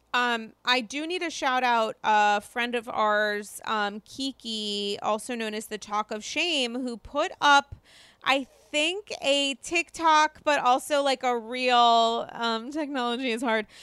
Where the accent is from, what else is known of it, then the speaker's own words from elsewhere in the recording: Rhode Island, United States; now in New York City, United States; I'm from Rhode Island